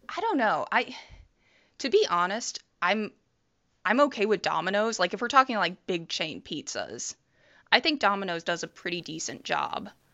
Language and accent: English; Toledo, Ohio, United States; I grew up in Toledo, Ohio